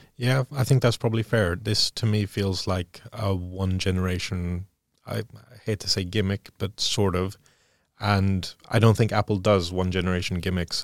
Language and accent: English; Sweden; moved away; growing up in Sweden